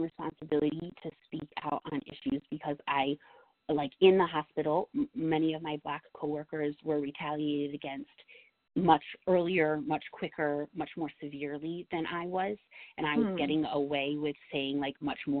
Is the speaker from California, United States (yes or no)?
no; New York, United States; I'm a New Yorker through and through, this is my state